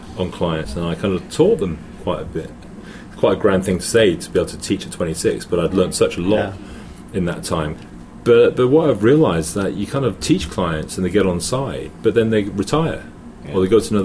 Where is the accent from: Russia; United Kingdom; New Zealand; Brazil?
United Kingdom; England; moved away as an adult; also born or lived in Hong Kong; I'm English